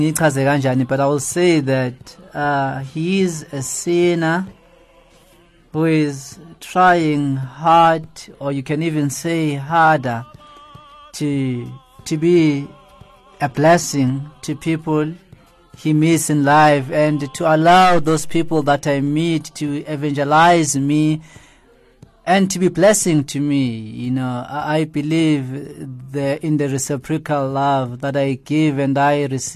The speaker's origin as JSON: {"language": "English", "town": "Johannesburg", "region": "Gauteng", "country": "South Africa", "tie": "born or raised there", "also_born_or_lived": "KwaZulu-Natal", "said": "I was born and bred in Alexandra Township"}